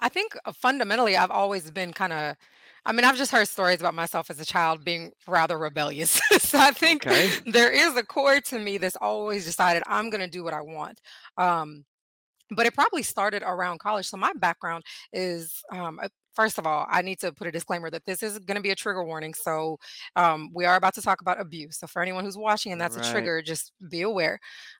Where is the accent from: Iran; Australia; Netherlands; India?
India; born there; So I'm from India. I was born in India. So I went back to my Eastern roots.